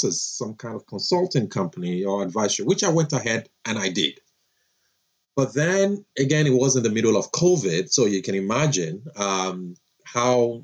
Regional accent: Nigeria; moved away as an adult; now in Florida, United States; I'm a Nigerian, grew up there, did my undergrad there, had my first job, I remember there, and then had the opportunity to come to the States to further my education

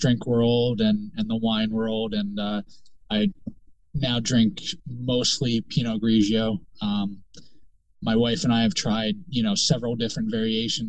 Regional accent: the Poconos, Pennsylvania, United States; moved away as an adult; also born or lived in Charleston, South Carolina; now in South Carolina, United States; I grew up in Pennsylvania. I grew up in the Poconos, 25 years of my life in the Poconos.

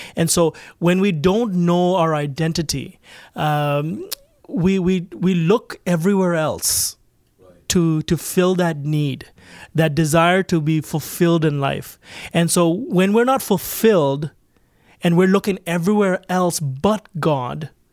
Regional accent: Toronto, Ontario, Canada; I grew up right in Toronto

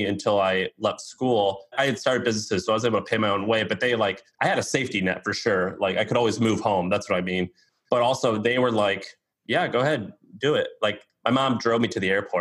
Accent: Missouri, United States; I'm from Missouri

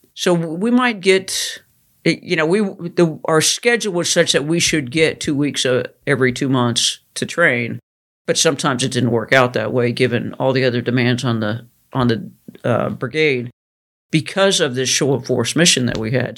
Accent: Idaho, United States; I grew up in Idaho

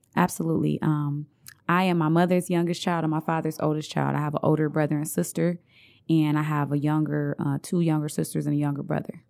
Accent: Detroit, Michigan, United States; also born or lived in Montgomery, Alabama; I grew up on Santa Barbara Street. My family still own two houses over there

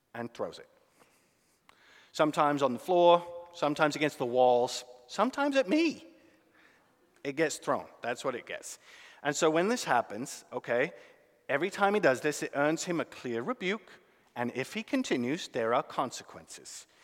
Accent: United Kingdom; now in United States; as a British man

